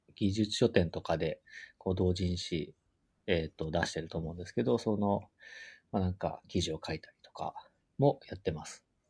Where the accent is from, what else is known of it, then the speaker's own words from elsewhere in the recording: Gifu, Japan; なんか、うん僕、地元岐阜なんですけど。